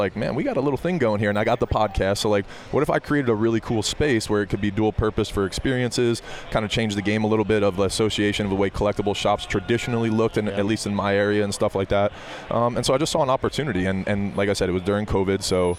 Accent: New Jersey, United States; moved away; but I'm from New Jersey originally.

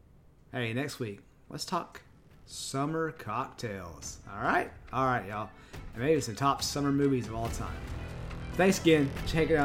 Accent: Texas, United States; I am from Texas, and this is my accent.

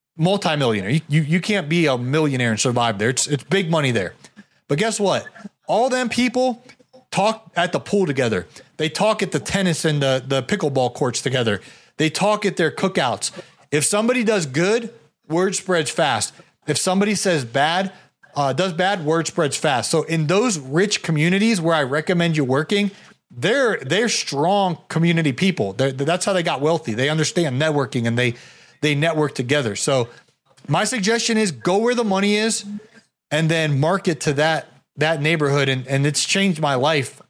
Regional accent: Canton, Ohio, United States; moved away; also born or lived in Atlanta, Georgia; I grew up in Canton, Ohio

